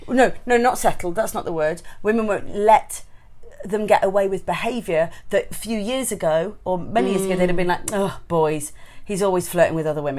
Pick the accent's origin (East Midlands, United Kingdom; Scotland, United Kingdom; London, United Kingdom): East Midlands, United Kingdom; Long Eaton; I grew up in Longeaton, it's a little town in Nottingham